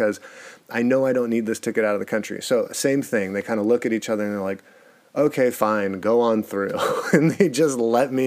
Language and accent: English; United States; also born or lived in California; being super American